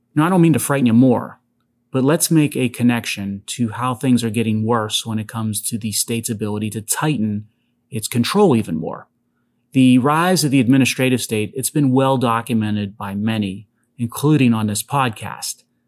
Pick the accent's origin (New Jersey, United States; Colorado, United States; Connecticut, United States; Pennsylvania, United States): Pennsylvania, United States; Pittsburgh; my hometown of Pittsburgh